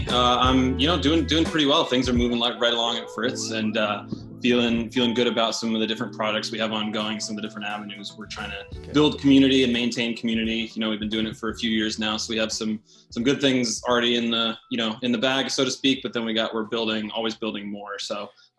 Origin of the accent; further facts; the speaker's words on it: Knoxville, Tennessee, United States; So I would say home for me is in East Tennessee. So Knoxville, Tennessee, in the Smoky Mountains kind of area. I grew up there from about middle school, seventh grade, through undergraduate college